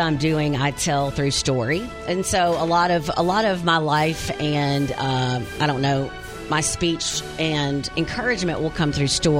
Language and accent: English; Wynne, United States; moved away; I'm from Wynn